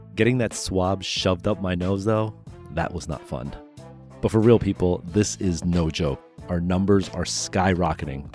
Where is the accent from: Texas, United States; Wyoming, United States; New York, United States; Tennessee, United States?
New York, United States; growing up in New York